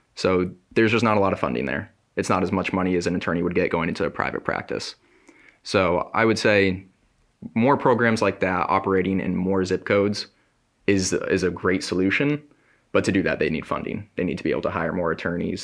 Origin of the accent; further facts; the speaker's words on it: Burlington, Connecticut, United States; I'm from Burlington, Connecticut.